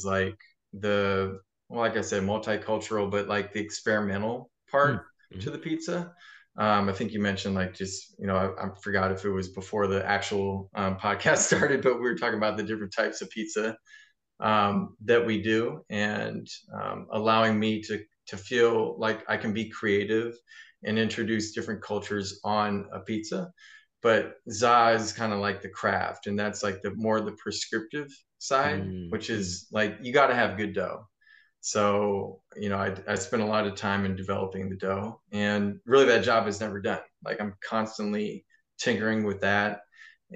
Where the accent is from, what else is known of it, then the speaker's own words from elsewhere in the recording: Oakland, California, United States; also born or lived in San Francisco / Los Angeles; I was born in San Francisco, raised in Oakland